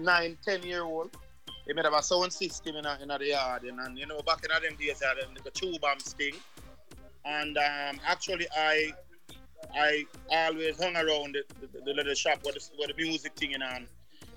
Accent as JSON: {"language": "English", "town": "Barbican", "region": "Saint Andrew", "country": "Jamaica", "tie": "born or raised there", "said": "Well, I'm from Barbican. You don't know."}